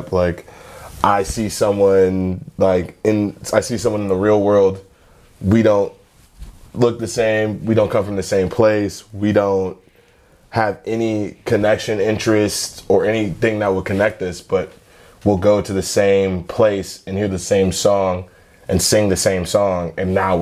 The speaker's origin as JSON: {"language": "English", "town": "Willoughby", "region": "Ohio", "country": "United States", "tie": "born or raised there", "also_born_or_lived": "South Euclid, Ohio / Cleveland Heights, Ohio", "said": "I was born and raised in Willoughby"}